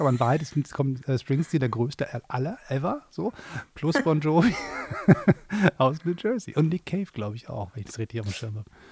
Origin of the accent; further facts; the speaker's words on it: Hamburg, Germany; moved away as an adult; now in Berlin, Germany; ich bin ja Exil-Hamburger, ich, ich, muss ja in Berlin wohnen